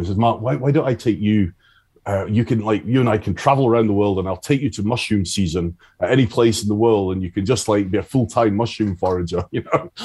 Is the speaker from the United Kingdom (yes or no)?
yes; Isle of Arran, Scotland, United Kingdom; now in Galloway, United Kingdom; I grew up on the Isle of Arran, and uh, that's where I started